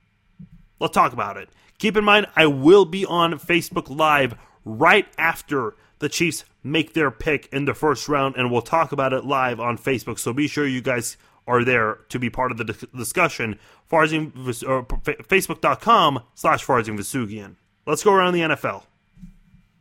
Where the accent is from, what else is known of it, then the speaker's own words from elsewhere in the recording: Iran; now in United States; I'm from Iran. My parents and my brother and I are the only ones who are in the United States out of everyone else in our family.